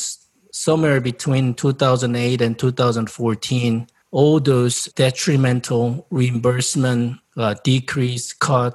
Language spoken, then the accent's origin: English; South Korea; English is a second language; moved away as an adult; also born or lived in Japan; now in United States; I'm originally from South Korea 30 years ago.